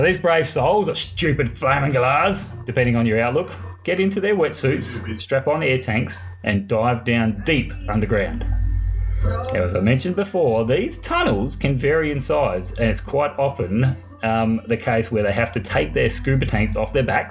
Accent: Mount Gambier, South Australia, Australia; my little hometown of Mount Gambier is located in an area that was once home to many active volcanoes

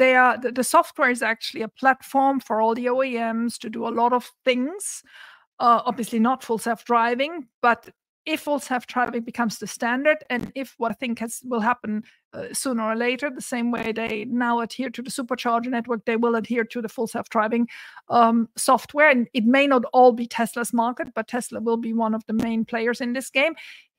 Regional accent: Santa Barbara, California, United States; it's happening in my hometown of Santa Barbara.

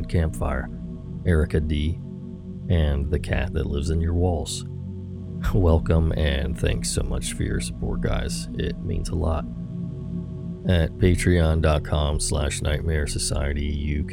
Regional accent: London, United Kingdom; also born or lived in Manila, Philippines; the same neighborhood that I'm from in London, England.

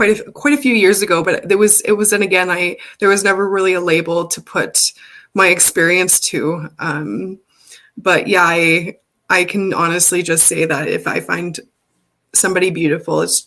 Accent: Alberta, Canada; I was born and raised in Alberta on Treaty 6 land.

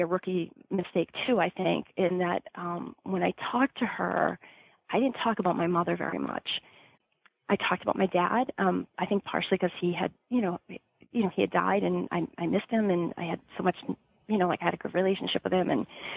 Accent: Massachusetts, United States; growing up in Massachusetts

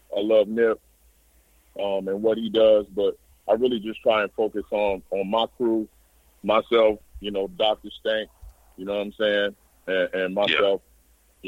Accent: San Bernardino, California, United States; I come from San Bernardino

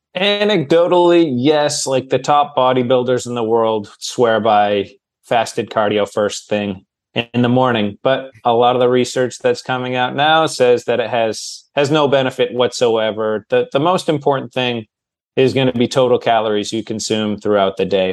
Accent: Manchester, New Hampshire, United States; moved away as an adult; now in Los Angeles, United States; I live in Los Angeles. I'm originally from Manchester, New Hampshire, home of Adam Sandler, but I've been in LA for about 15 years.

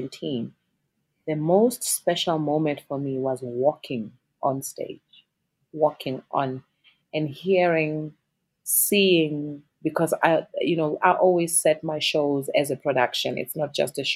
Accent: South Africa; as a South African artist

